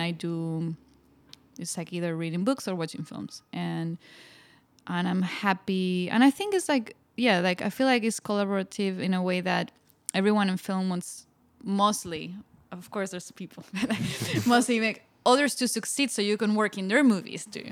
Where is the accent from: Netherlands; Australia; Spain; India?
Spain; moved away; growing up in Spain